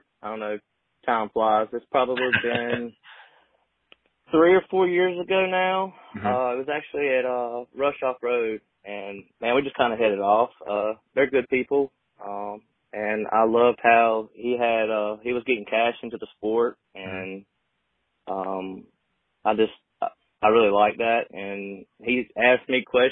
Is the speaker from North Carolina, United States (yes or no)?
yes; North Carolina, United States; I'm from North Carolina